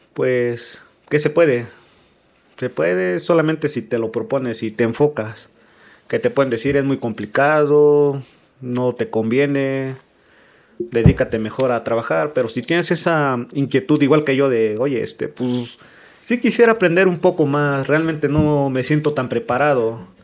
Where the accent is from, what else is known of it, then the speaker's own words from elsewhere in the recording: Mexico; como buenos mexicanos